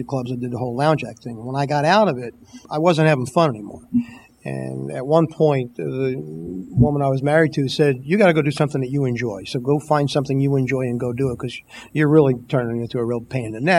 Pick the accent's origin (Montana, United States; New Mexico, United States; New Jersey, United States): New Jersey, United States; Paterson; I'm back home in Paterson, New Jersey. I'm from Lou's hometown of Paterson